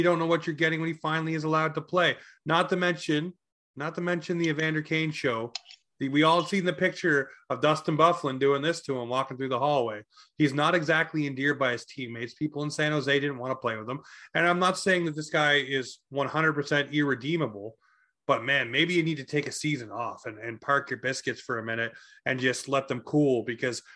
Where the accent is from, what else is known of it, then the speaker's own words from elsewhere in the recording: Toronto, Ontario, Canada; now in Nova Scotia, Canada; my hometown in Toronto, Ontario.